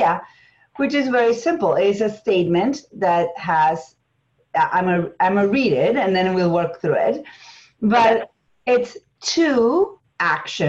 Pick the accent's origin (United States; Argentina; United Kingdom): Argentina; English is a second language; moved away; It's English as a second language. I'm from Argentina